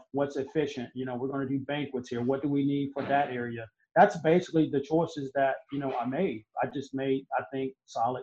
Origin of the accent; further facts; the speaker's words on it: Augusta, Georgia, United States; also born or lived in Charleston; I'm from Augusta.